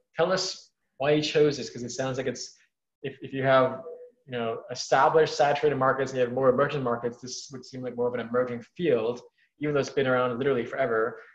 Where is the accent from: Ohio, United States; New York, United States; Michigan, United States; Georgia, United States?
New York, United States; New York City; I'm from New York City, and I would I lived in a place called Woodside, Queens, which is four miles east of Manhattan.